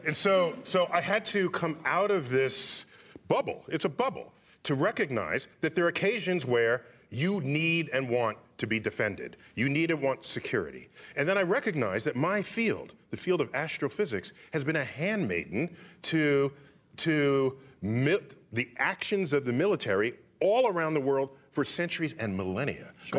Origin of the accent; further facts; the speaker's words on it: New York City, New York, United States; I grew up in New York City, which is a liberal town